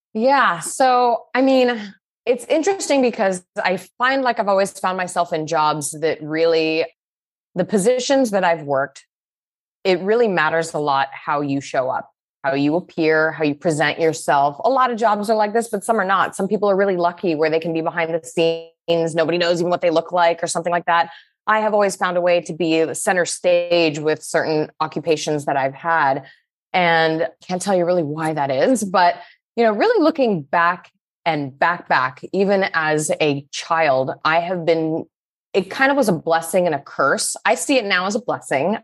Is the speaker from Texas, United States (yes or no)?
no; Salt Lake City, Utah, United States; I grew up in Salt Lake City, Utah